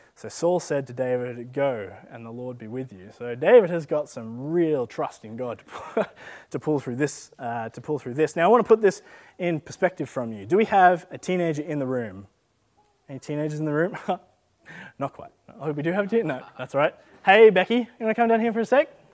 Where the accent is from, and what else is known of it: Australia